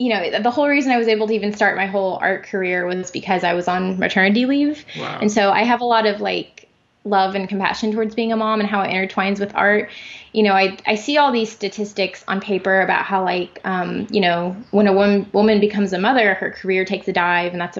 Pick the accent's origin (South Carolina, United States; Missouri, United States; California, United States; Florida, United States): Missouri, United States; Springfield; in Springfield, Missouri, my hometown